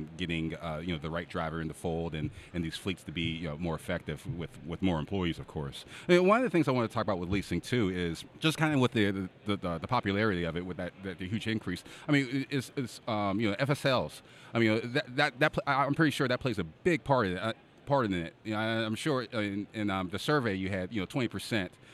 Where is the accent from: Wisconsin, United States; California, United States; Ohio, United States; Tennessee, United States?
Ohio, United States; Cleveland; It's my hometown.